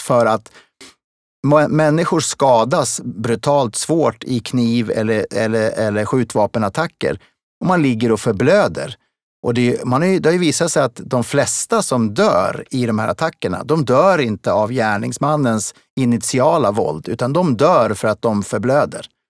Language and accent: Swedish; Smedjebacken, Dalarna County, Sweden; also born or lived in Kungälv; now in Stockholm, Sweden; Jag föddes i Kungälv och flyttade därifrån som en liten bebis. Eh, inte själv, men tillsammans med min familj, upp till Dalarna. Och, eh, där, eh, växte jag upp i Smedjebacken